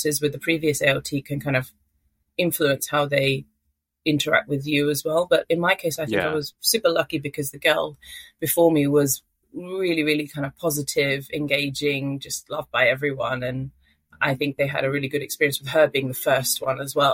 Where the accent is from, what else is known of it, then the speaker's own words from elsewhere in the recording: London, United Kingdom; moved away as an adult; also born or lived in Manchester / Ishikawa Prefecture, Japan; I'm from London. Always lived in cities, went to university in Manchester.